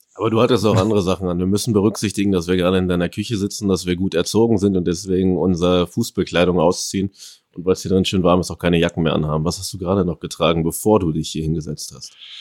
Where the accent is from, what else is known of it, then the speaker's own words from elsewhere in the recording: Paderborn, North Rhine-Westphalia, Germany; moved away; also born or lived in Ecuador; Paderborn, wo ich herkomme